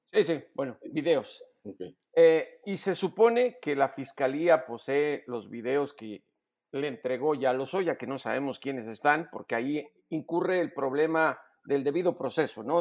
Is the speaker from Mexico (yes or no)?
yes; Mexico; como reportero y como mexicano